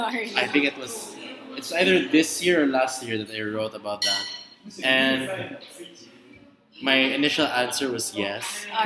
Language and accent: English; Cebu, Central Visayas, Philippines; I was from Cebu